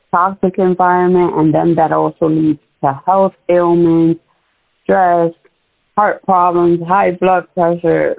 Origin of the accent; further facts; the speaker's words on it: New York, United States; moved away; we grew up in New York.